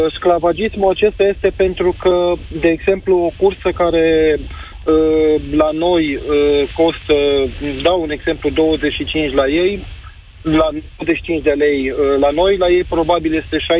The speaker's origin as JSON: {"language": "Romanian", "town": "Timișoara", "region": "Timiș County", "country": "Romania", "said": "eu sunt din Timișoara, un taximetrist"}